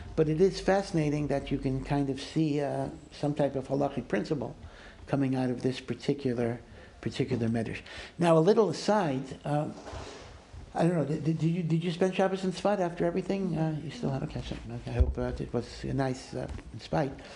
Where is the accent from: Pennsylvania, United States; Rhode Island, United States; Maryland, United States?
Maryland, United States; I'm from Maryland